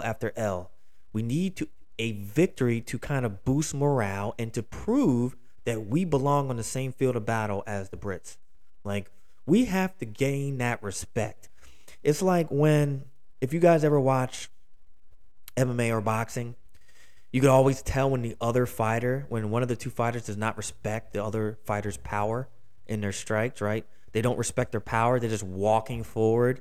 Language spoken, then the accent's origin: English; Philadelphia, Pennsylvania, United States; also born or lived in Trenton, New Jersey; I'm from Philadelphia. I'm actually from the region where this story takes place